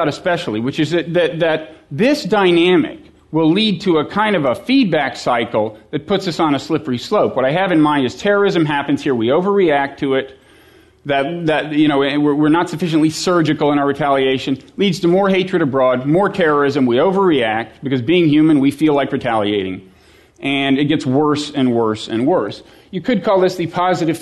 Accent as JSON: {"language": "English", "country": "United States", "said": "as an American who has children"}